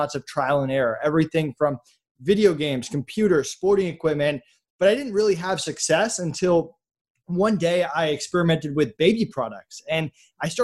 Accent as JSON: {"language": "English", "region": "Massachusetts", "country": "United States", "tie": "born or raised there", "said": "I grew up in Massachusetts"}